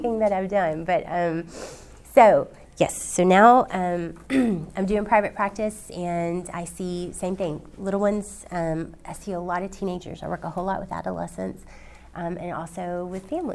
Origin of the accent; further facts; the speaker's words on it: Nashville, Tennessee, United States; I grew up here in Nashville